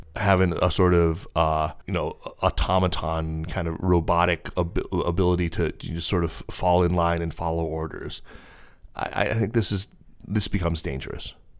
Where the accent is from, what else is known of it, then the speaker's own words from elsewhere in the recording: United States; my lived experience of being an American living here